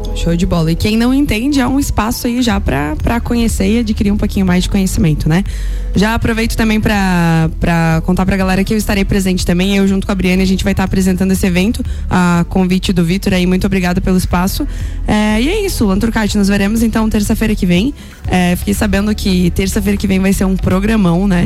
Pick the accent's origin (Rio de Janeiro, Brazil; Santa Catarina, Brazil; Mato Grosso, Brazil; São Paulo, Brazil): Santa Catarina, Brazil; São Joaquim; eu sou de São Joaquim